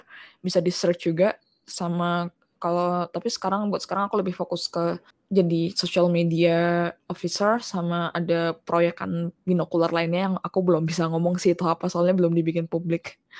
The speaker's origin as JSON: {"language": "Indonesian", "town": "Balikpapan", "region": "East Kalimantan", "country": "Indonesia", "tie": "born or raised there", "moved": "yes", "said": "koran lokal dulu tuh namanya Kaltim Post karena aku dulu sempet tinggal di Balikpapan"}